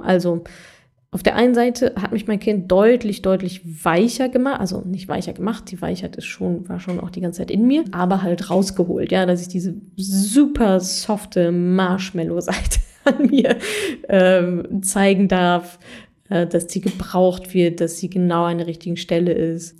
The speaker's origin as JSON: {"language": "German", "area": "Ruhr area", "region": "North Rhine-Westphalia", "country": "Germany", "tie": "born or raised there", "said": "ich habe auch ganz viele aus meiner Heimat hier in NRW, Ruhrpott"}